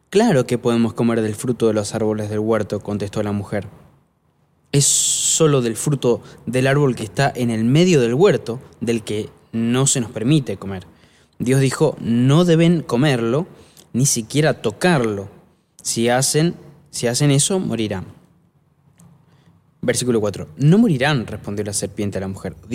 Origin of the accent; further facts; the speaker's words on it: Italy; Eso porque soy italiana, por eso.